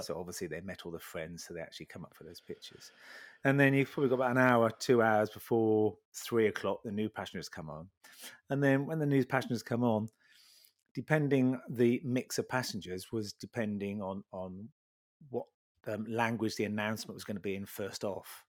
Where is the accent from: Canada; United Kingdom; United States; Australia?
United Kingdom; Sheringham, East of England; I was born in Sheringham, Sheringham, bit of a North at boy.